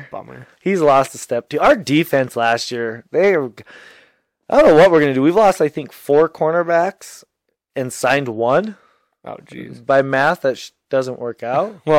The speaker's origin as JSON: {"language": "English", "region": "Minnesota", "country": "United States", "tie": "born or raised there", "said": "we grew up in Minnesota as a Viking fan."}